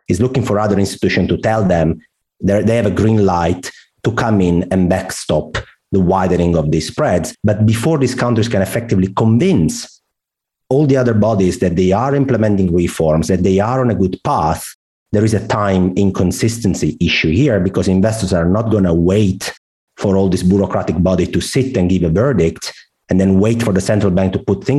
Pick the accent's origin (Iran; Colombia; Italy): Italy; accent: Italian; English is a second language; I guess my accent is very clear. I'm Italian.